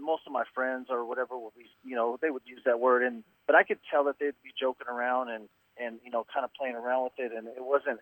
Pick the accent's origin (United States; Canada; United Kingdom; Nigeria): United States; San Bernardino, California; now in Northern California, United States; I grew up in San Bernardino